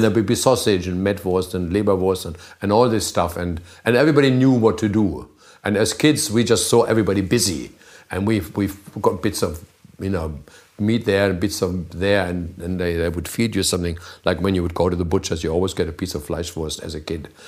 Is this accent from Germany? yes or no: yes; Germany; childhood was in a little town which is almost a country